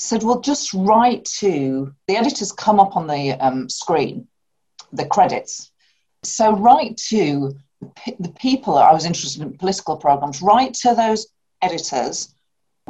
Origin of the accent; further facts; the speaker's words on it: Bradford, Yorkshire and the Humber, United Kingdom; I grew up in Bradford